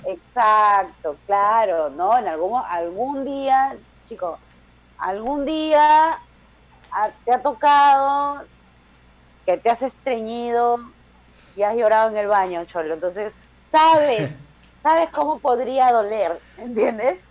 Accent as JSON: {"language": "Spanish", "country": "Peru", "said": "yo soy la peruana invitada"}